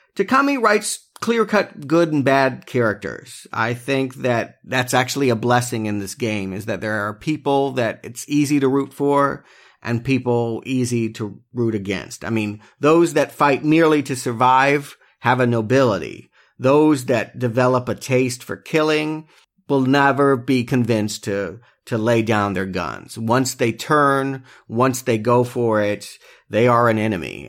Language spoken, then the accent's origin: English; United States; the more colorful W W F, W C W stuff that we grew up on here in America.